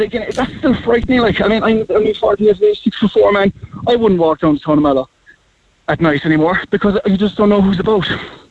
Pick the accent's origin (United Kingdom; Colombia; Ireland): Ireland